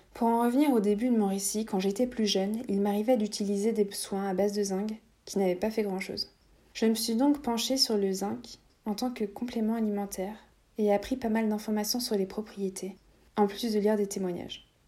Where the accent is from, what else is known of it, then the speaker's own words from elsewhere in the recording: Latvia; moved away; j'étais évidemment chez mes parents à ce moment-là, dans mon pays natal, la Lettonie. Je vivais dans une petite ville